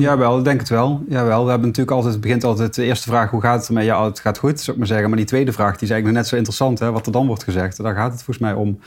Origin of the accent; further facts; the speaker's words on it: Deurne, North Brabant, Netherlands; geboren getogen tegenover Museum de Wieker